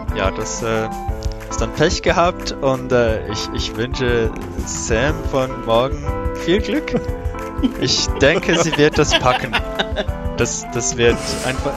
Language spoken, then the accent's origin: German; Switzerland; Ich bin von der Schweiz